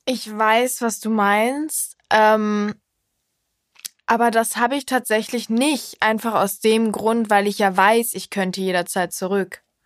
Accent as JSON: {"language": "German", "town": "Cologne", "region": "North Rhine-Westphalia", "country": "Germany", "said": "ich komme aus Köln"}